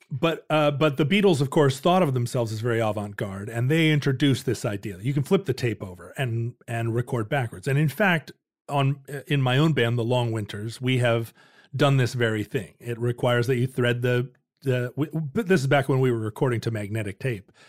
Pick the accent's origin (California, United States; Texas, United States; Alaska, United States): Alaska, United States; growing up in Alaska, we had the outdoors to play